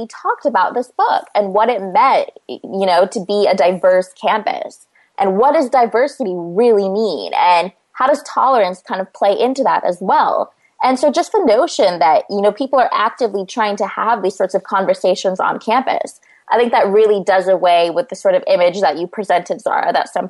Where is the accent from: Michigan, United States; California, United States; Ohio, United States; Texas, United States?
California, United States; Turlock; moved away as an adult; the small town, sort of, that I grew up in the Central Valley of California. You know, I wouldn't say that the town that I grew up in, Turlock, was homogenous by any means